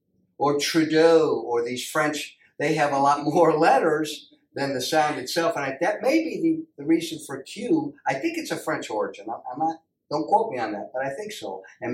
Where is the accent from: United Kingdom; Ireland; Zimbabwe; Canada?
Ireland; Being from Ireland, I have that natural ear for my home country coming from Ireland.